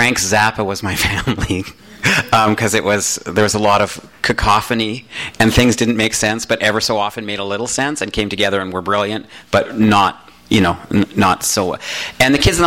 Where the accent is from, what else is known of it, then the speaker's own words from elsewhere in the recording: Calgary, Alberta, Canada; moved away as an adult; also born or lived in Toronto; now in Los Angeles, United States; I grew up in Calgary where there's no internet